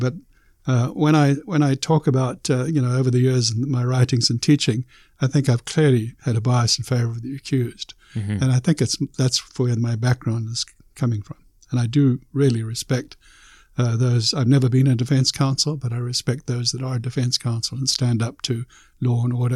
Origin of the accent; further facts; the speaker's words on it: South Africa; moved away as an adult; now in Canada; I was born in South Africa in 1943